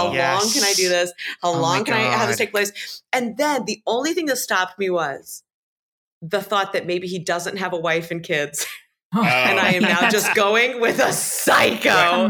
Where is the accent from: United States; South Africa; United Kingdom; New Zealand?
New Zealand; also born or lived in Australia; well, I'm from New Zealand, but like I spent some time in Australia. So there's like a little bleed over.